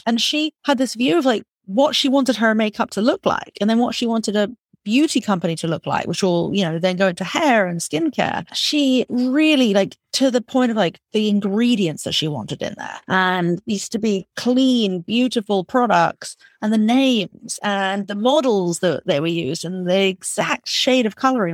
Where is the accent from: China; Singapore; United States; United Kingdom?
United Kingdom; England; moved away as an adult; I grew up in England